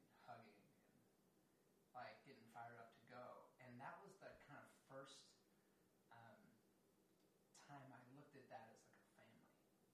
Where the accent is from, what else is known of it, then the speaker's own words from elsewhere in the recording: Lansdowne, Maryland, United States; I grew up in Baltimore at a place called Lansdowne, exit 9 off 695. It's in Baltimore County, but it's right next to the city line.